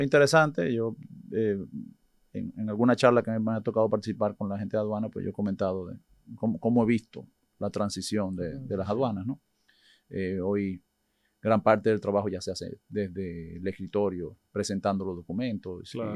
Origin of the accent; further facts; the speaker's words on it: Dominican Republic; nacido y criado aquí en República Dominicana, aunque mis padres son inmigrantes españoles